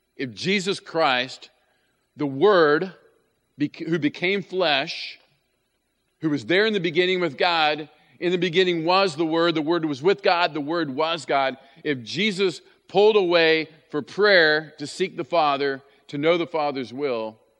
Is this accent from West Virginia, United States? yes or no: yes; West Virginia, United States; when I was growing up in West Virginia